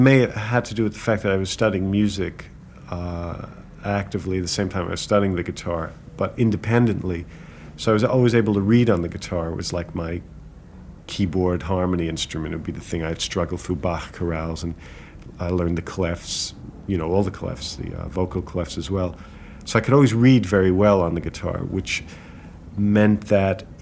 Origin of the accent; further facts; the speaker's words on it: New York City, New York, United States; I was born in the Bronx, in the northern Bronx